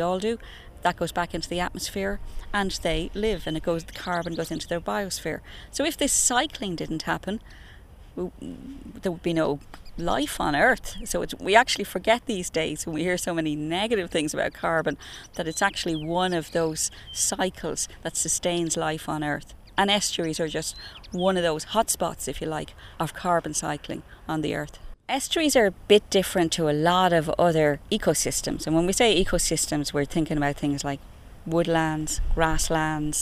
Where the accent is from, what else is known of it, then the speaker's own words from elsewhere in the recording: Dublin, Leinster, Ireland; I grew up in Clontarf, just off the Clontarf Road, so I was constantly as a child looking at this area